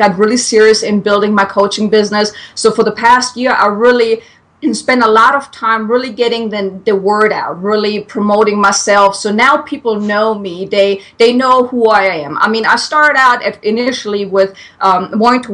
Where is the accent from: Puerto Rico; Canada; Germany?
Germany; English is a second language; moved away as an adult; now in United States; I'm from Germany. So if anyone is wondering where this weird accent is coming from, I'm German.